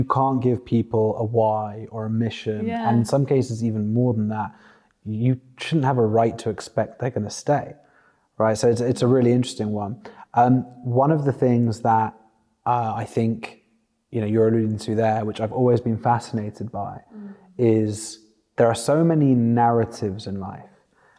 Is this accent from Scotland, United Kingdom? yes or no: no; London, United Kingdom; growing up in the UK, especially growing up in London